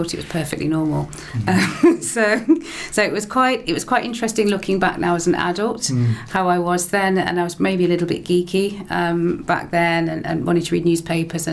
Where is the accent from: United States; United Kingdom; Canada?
United Kingdom; England; now in Stirling, United Kingdom; I'm from England, and what I noticed from a young age, my parents sharing their experiences with me and why they came here